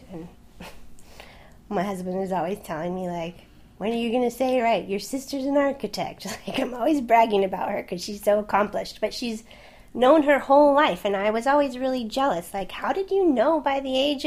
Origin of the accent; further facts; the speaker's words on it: Southern California, United States; also born or lived in Swansea, Wales; I'm from California, right? I'm from Southern California. It's a beach place. Did not live far from the ocean